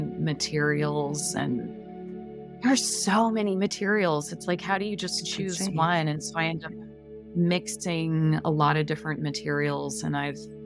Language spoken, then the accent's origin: English; Pasadena, California, United States; also born or lived in south of France; now in California, United States; growing up